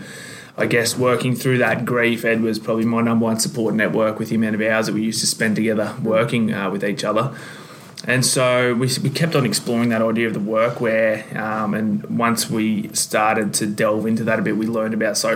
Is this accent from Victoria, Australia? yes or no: no; Sydney, New South Wales, Australia; I'm from Sydney.